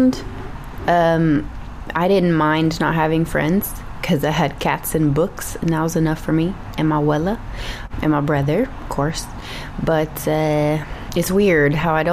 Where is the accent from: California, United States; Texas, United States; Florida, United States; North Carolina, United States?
Texas, United States; accent: Texas; moved away as an adult; also born or lived in Houston suburbs; now in Los Angeles, United States; my Texas accent is slowly coming on back